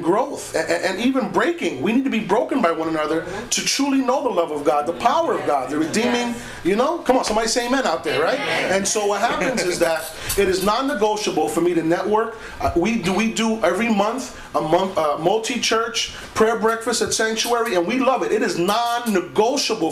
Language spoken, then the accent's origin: English; New York, United States; I am a black Puerto Rican from Spanish Harlem